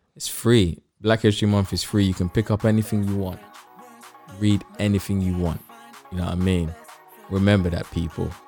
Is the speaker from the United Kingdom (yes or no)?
yes; United Kingdom; I grew up in Harzon, like, the big, one of the biggest profession in Harzon is barbers.